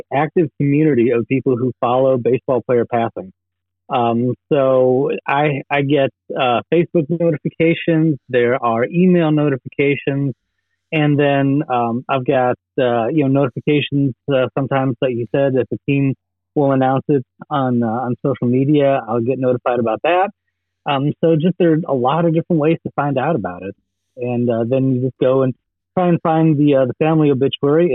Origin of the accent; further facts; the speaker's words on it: Chicago, Illinois, United States; I was growing up in Chicago in the '80s